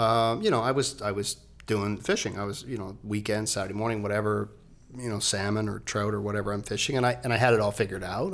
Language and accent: English; Nova Scotia, Canada; moved away; I grew up on the East Coast of Canada